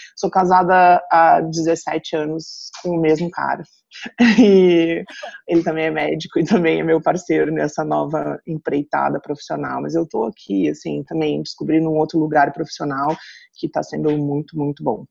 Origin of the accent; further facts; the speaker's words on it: Rio Grande do Sul, Brazil; moved away as an adult; also born or lived in Santa Catarina; now in Blumenau, Brazil; vim morar numa cidade do interior aqui de Santa Catarina, mas eu sou gaúcha